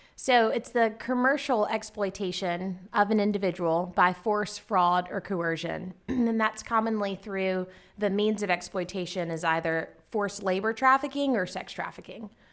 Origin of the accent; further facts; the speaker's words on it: Garysburg, North Carolina, United States; moved away as an adult; also born or lived in Kentucky; I grew up on a farm in Garysburg, North Carolina, that's um, like a town of less than a thousand